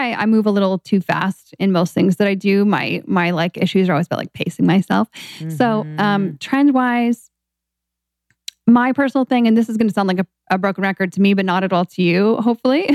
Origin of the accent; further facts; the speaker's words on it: Seattle, Washington, United States; I grew up in Seattle as well